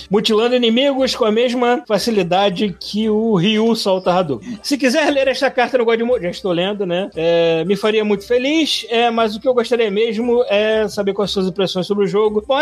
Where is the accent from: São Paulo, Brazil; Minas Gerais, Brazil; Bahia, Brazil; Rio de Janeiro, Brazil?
Rio de Janeiro, Brazil; Também sou carioca e morava no Largo do Machado.